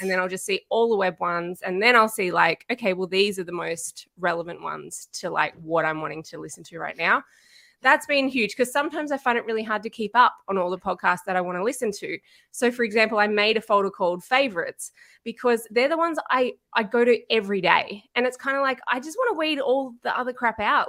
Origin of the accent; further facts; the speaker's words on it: Canberra, Australian Capital Territory, Australia; I'm from Canberra in Australia.